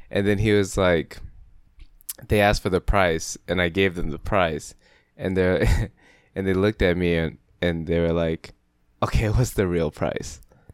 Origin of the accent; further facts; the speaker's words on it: United States; I'm American.